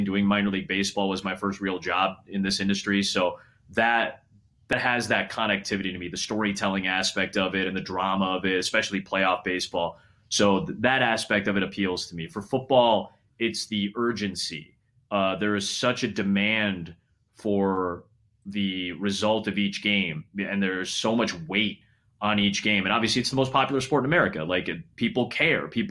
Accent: Chicago, Illinois, United States; I get to be in my hometown. I wake up in my own bed.

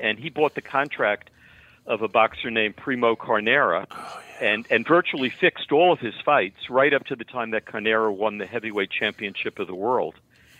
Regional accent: a suburb of New York City, United States; I grew up in a suburb of New York City.

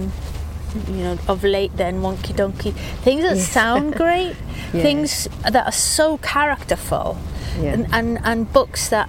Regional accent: Swansea, Wales, United Kingdom; also born or lived in Cardiff; now in England; I grew up in Swansea, Dylan Thomas's city, looking at the same crescent-shaped bay

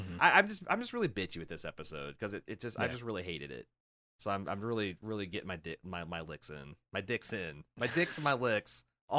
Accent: Iowa, United States; I'm from Iowa. I just work here.

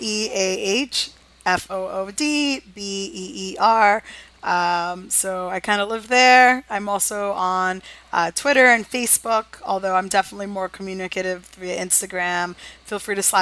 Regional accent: New York City, New York, United States; I was born and raised in New York

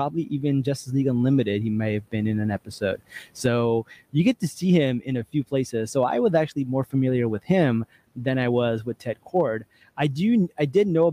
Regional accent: New Jersey, United States; I'm from Jersey

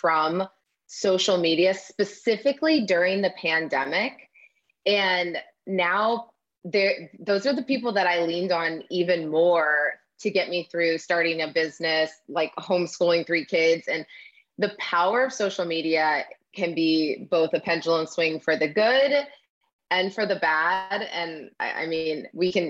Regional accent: Midwest, United States; I grew up in the Midwest, a town of 800

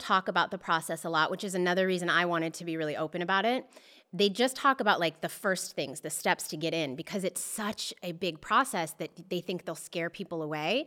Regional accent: Boulder, Colorado, United States; now in Los Angeles, United States; I'm born and raised in Boulder, Colorado.

